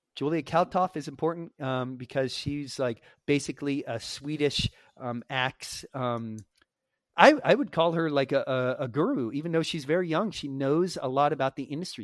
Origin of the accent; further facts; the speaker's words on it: United States; as an American